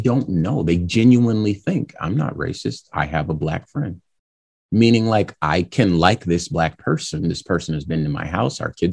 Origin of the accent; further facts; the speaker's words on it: California, United States; now in Arizona, United States; I was born in California